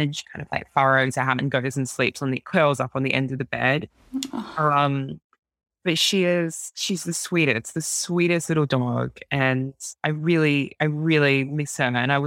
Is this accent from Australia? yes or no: yes; Australia; being Australian